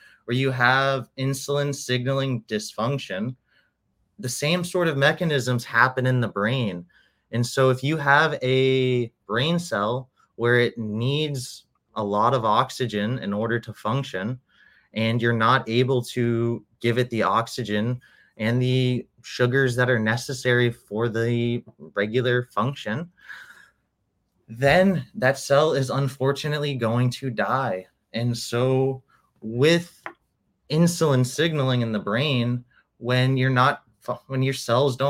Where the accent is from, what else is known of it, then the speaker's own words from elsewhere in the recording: Orlando, Florida, United States; also born or lived in New Hampshire, United States; now in Miami, United States; And then I was in Orlando for about 17 years. I went to high school there